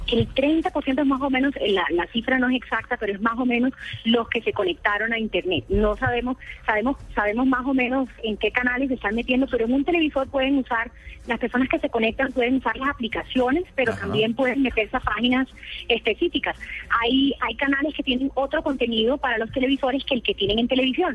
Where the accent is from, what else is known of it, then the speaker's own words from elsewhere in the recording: Barranquilla, Atlántico, Colombia; Yo soy de Barranquilla.